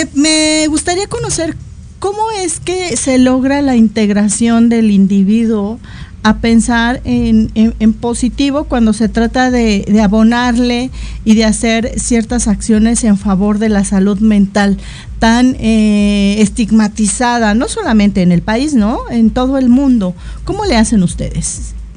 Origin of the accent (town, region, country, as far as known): Mexico